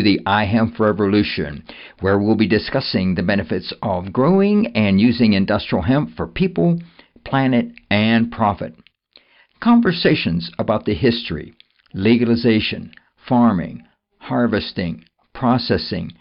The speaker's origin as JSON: {"language": "English", "town": "Pittsburgh", "region": "Pennsylvania", "country": "United States", "tie": "born or raised there", "said": "I grew up in western Pennsylvania in the Pittsburgh area."}